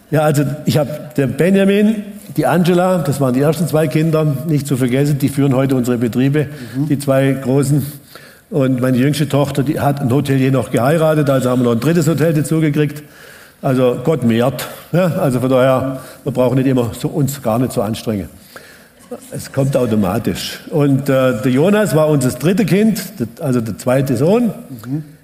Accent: Baden-Württemberg, Germany; ich bin mit sieben Geschwistern aufgewachsen und auf dem Hof im Hotzewald, also wegen dem Rie. Wir schauen eigentlich von meinem Haus aus, wenn ich aufgewachsen bin, direkt in die Schweizer Alpen.

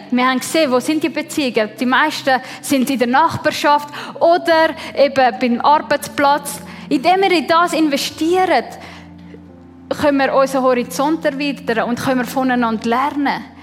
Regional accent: Switzerland; ich bin in der Schweiz geboren und aufgewachsen, oder?

